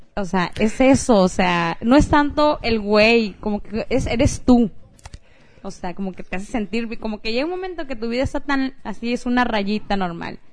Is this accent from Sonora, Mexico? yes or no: yes; Sonora, Mexico; Sonora, de donde soy